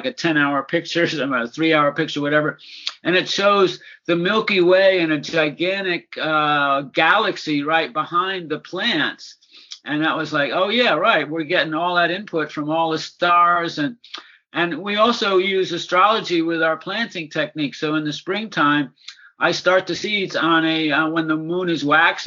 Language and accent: English; East Coast, United States; moved away as an adult; also born or lived in San Francisco, California; I was born and raised on the East Coast, but came to San Francisco in the Summer of Love in 1967